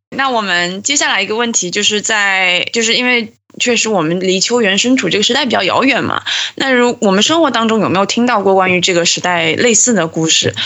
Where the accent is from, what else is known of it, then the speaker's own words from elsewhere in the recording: southern China, China; 我们是南方人嘛，所以南方怎么说也是鱼米之乡